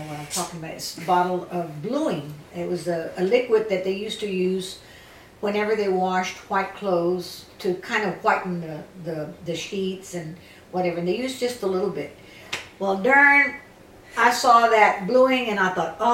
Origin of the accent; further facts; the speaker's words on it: Lockhart, Texas, United States; I was born in Lockhart, Texas, and I lived in a barrio.